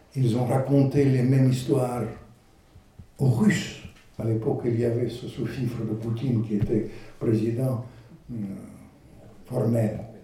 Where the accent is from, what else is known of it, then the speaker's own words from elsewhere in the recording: Ukraine; French is a second language; moved away; also born or lived in Russia; moi je suis ukrainien